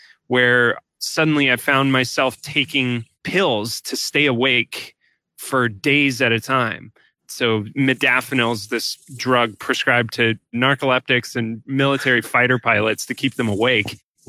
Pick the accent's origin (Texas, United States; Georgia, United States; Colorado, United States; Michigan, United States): Colorado, United States; Highlands Ranch; moved away as an adult; also born or lived in San Francisco; I grew up in Colorado in a city called Highlands Ranch. It's 20 minutes south of Denver